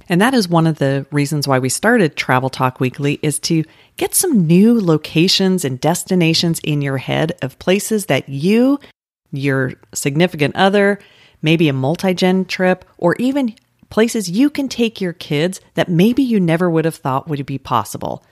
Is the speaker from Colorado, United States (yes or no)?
yes; Colorado, United States; now in Orlando, United States; I grew up in Colorado.